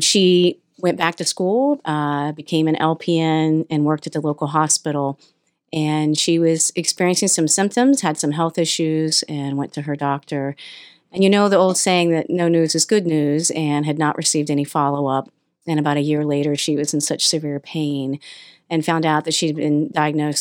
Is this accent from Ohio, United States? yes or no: yes; Newport, Ohio, United States; I grew up right on the Ohio River between Ohio-West Virginia border, Washington County, a little town called Newport